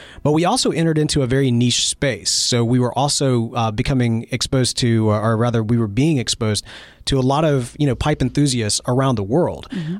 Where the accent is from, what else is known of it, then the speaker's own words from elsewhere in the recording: Mississippi, United States; do get a lot of criticism from time to time from Mississippians who don't think that I sound like I'm from Mississippi. My accent probably is not, as strong.